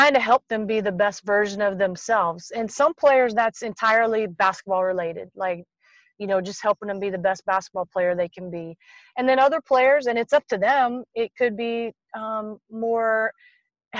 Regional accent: Tennessee, United States; I grew up in Tennessee

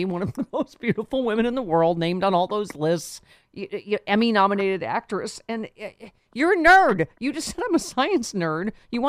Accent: Buffalo, New York, United States; from my hometown of Buffalo

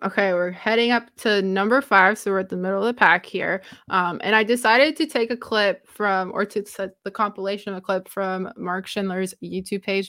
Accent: Romania; first language Romanian; English is a second language; moved away; English is not my first language, so my brain likes to say things in the Romanian way

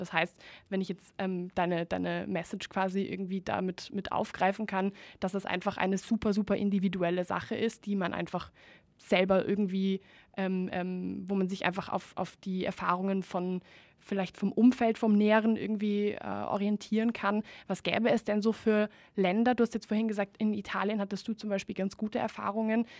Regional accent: Spain; moved away; ich bin ja ursprünglich Spanierin

